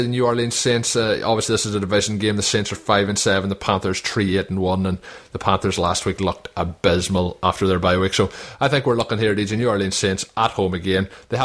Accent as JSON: {"language": "English", "country": "Ireland", "said": "a fellow Irishman"}